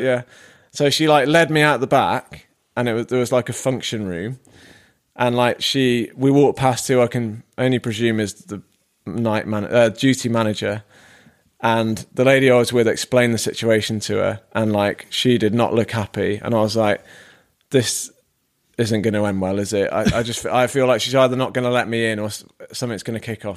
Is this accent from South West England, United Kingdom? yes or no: yes; Devon, South West England, United Kingdom; now in Manchester, United Kingdom; I am from the Southwest.